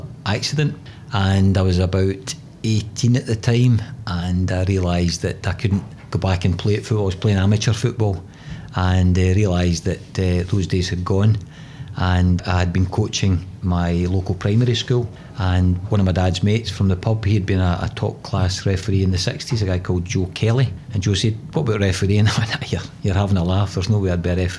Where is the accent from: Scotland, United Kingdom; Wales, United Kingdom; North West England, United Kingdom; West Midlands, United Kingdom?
Scotland, United Kingdom; Wishaw; certainly growing up, I was just outside Glasgow in a wee place called Wishaw